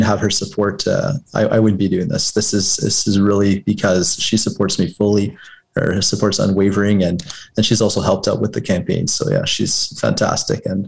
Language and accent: English; Cochrane, Ontario, Canada; now in Moonbeam, Canada; my father was a volunteer firefighter in my hometown of Cochrane for over 35 years